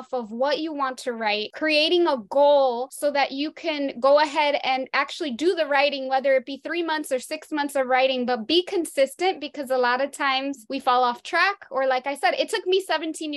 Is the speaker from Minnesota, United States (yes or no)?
no; Perth Amboy, New Jersey, United States; I grew up in Perth Amboy, New Jersey, in middle class